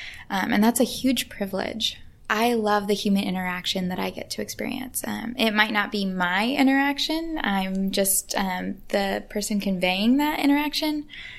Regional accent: England, United Kingdom; And eventually they welcomed me to come visit their home, which was a really big deal as an English person.

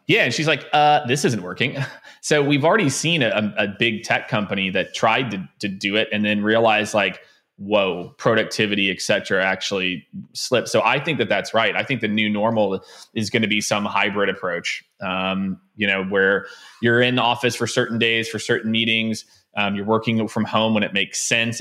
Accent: Kansas City, Missouri, United States; moved away as an adult; also born or lived in Tampa / Phoenix / San Francisco / New York; I grew up in Kansas City

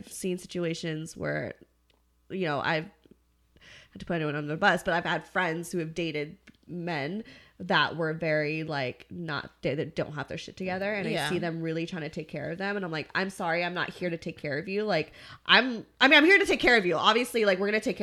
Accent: Santa Clarita, California, United States; we're from the same town. Wow. We grew up both in Santa Clarita

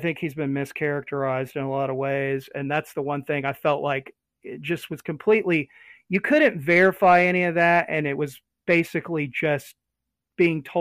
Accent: United States; us as American citizens, as taxpayers

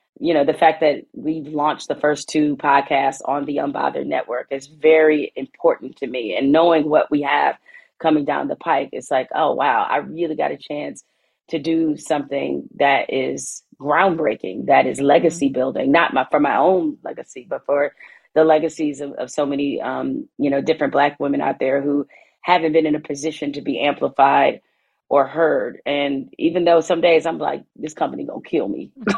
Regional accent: Midwest, United States; I'm from the Midwest.

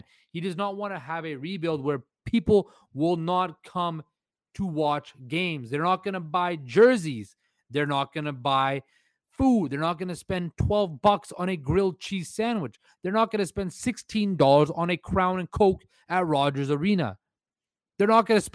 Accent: Surrey, British Columbia, Canada; moved away as an adult; also born or lived in Vancouver; now in Toronto, Canada; born and raised in Surrey, British Columbia. Vancouver is my home. Lived there for 25 years of my life. I'm in Toronto right now

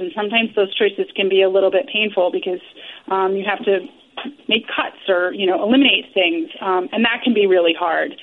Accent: New York City, New York, United States; I was born and raised in New York City

